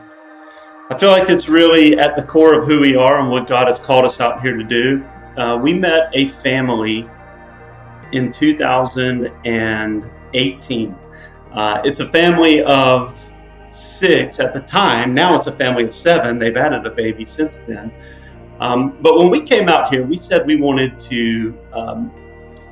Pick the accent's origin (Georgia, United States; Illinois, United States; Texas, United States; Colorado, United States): Georgia, United States; Macon; now in Portland, United States; I'm originally from Macon, Georgia, so just a little south of where you guys are from